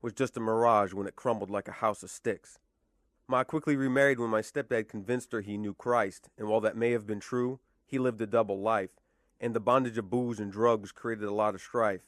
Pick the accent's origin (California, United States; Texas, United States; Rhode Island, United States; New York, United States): Rhode Island, United States; I was born in Rhode Island.